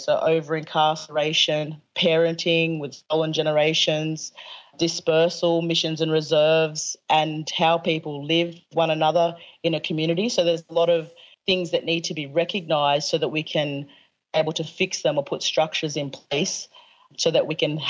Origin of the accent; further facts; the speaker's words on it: Australia; In my hometown, we have bridges and parks and different things named after people who actually massacred ancestors of ours.